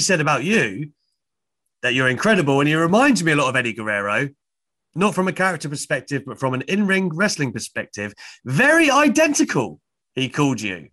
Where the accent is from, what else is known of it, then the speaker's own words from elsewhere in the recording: United Kingdom; I'm obviously a Brit